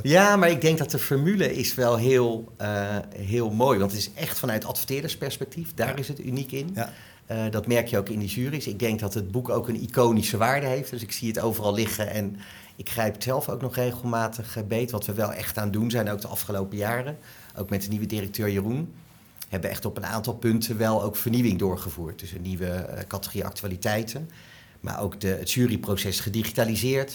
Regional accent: Delft, South Holland, Netherlands; Ik ben geboren en getogen Delftenaar. Ik ben ook gek op mijn stad

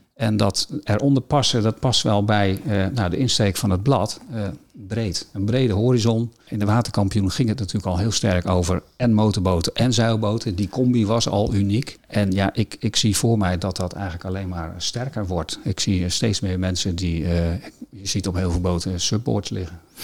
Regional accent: Friesland, Netherlands; als Fries

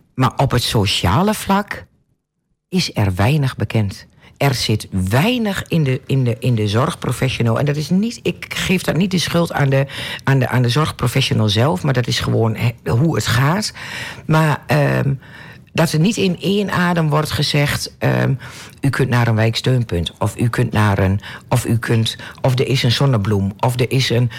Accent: Netherlands; Ik ben een echte Nederlander, een echte Hollandse.

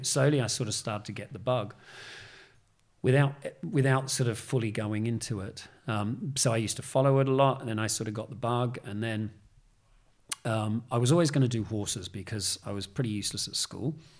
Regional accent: Australia; moved away as an adult; now in United Kingdom; growing up in Australia, you know, where I was, a sort of country town

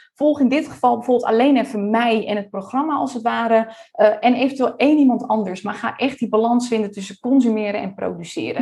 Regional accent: Friesland, Netherlands; now in Almere, Netherlands; We komen beide uit Friesland, digital nomad geweest. Hoewel ik inmiddels echt een burgerlijk bestaan leid in Almere

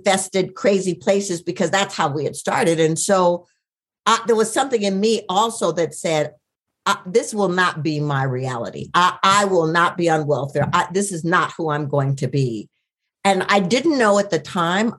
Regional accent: Minneapolis, Minnesota, United States; I was born in Minneapolis

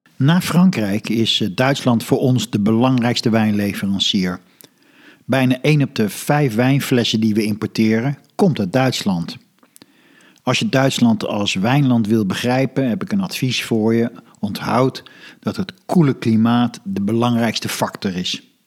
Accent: Netherlands

